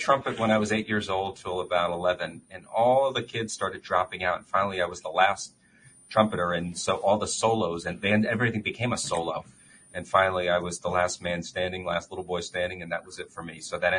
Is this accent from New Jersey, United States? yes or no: yes; Paterson, New Jersey, United States; moved away; also born or lived in New York City / South Florida / Washington, D.C. / London; I was born in Paterson, New Jersey, which is a town in northern New Jersey, probably 20 miles outside of Manhattan. It was known way back when as the Silk City